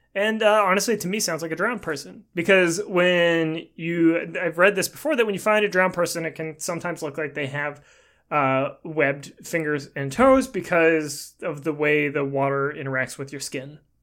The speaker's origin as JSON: {"language": "English", "town": "Portland", "region": "Oregon", "country": "United States", "tie": "born or raised there", "said": "where I was born. I was born in Portland"}